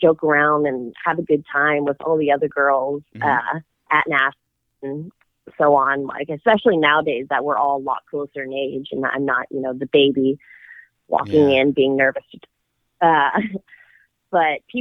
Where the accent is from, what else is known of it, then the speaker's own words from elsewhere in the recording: Dallas, Texas, United States; we're both from Dallas.